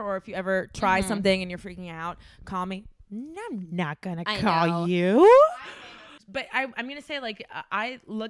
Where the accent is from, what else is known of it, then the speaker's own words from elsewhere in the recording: Miami, Florida, United States; Let me tell you, I'm from Miami.